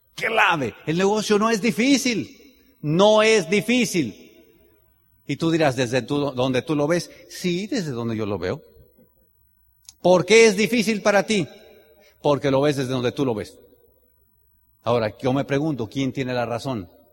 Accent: Tenancingo, Mexico; yo soy de Tenancingo

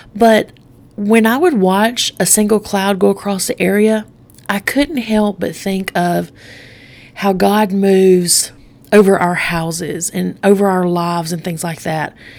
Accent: Straight Mountain, Alabama, United States; I grew up on Straight Mountain.

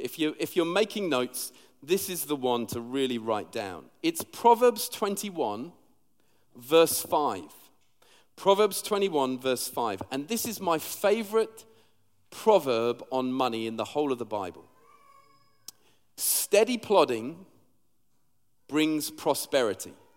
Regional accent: London, United Kingdom; also born or lived in Sheffield; now in Liverpool, United Kingdom; I'm actually from London originally

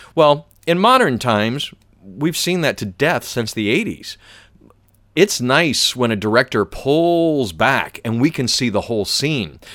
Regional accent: the South, United States; I'm from the South.

